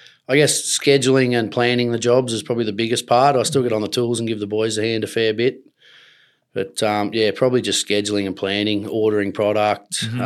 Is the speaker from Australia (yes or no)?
yes; Gunnedah, New South Wales, Australia; now in Queensland, Australia; I'm from Gunnedah, New South Wales originally. My family's got cattle and broadacre grain crop country there.